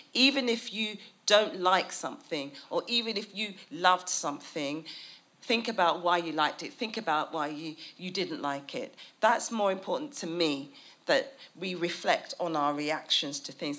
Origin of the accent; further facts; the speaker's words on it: United Kingdom; a British person